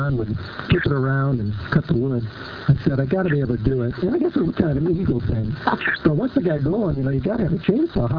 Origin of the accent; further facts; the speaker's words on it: Los Angeles, California, United States; moved away; also born or lived in Powell River; I'm from Los Angeles